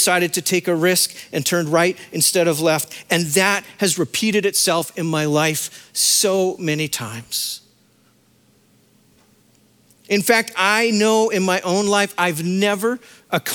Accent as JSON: {"language": "English", "region": "Saskatchewan", "country": "Canada", "tie": "born or raised there", "moved": "as an adult", "said": "I was a kid from Saskatchewan"}